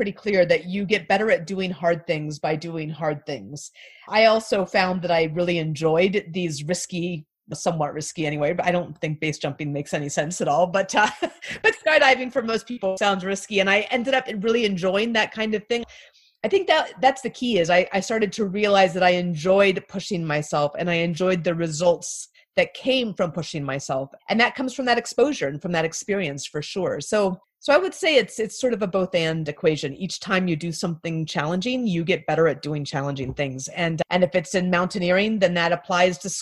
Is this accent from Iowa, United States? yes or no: no; Anchorage, Alaska, United States; I grew up in Anchorage, Alaska